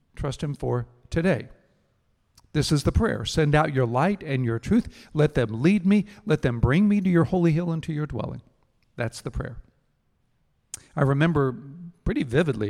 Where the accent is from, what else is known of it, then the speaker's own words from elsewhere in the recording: Houston, Texas, United States; I grew up in Houston